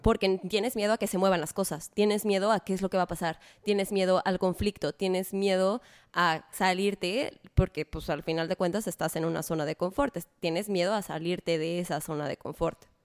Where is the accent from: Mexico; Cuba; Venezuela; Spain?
Mexico; como mexicano